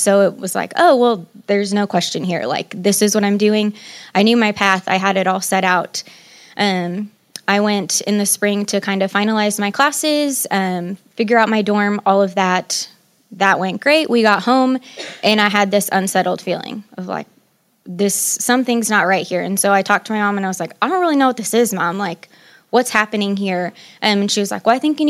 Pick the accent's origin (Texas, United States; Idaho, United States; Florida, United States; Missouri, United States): Missouri, United States; Columbia; I was born and raised in Columbia, Missouri